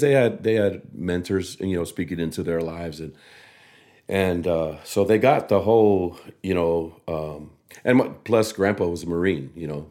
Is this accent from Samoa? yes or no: yes; Samoa; growing up in Samoa